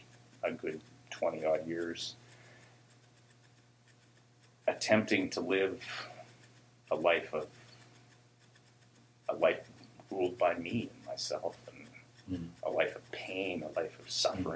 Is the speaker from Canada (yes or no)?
yes; Port Alberni, British Columbia, Canada; also born or lived in Nanaimo; I grew up in Port Alberni